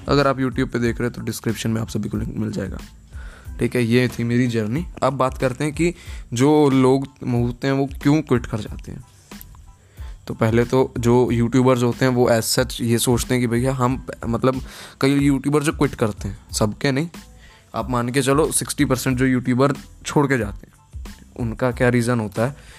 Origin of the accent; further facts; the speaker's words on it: Gurgaon, Haryana, India; now in Punjab, India; मैं गुड़गांव हरियाणा का रहने वाला हूँ बट अभी रह रहा हूँ पंजाब में